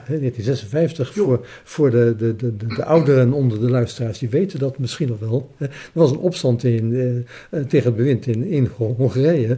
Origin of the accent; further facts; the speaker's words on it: Alphen aan den Rijn, South Holland, Netherlands; now in Zoeterwoude, Netherlands; tien jaar in Alphen aan Rijn heb gewoond.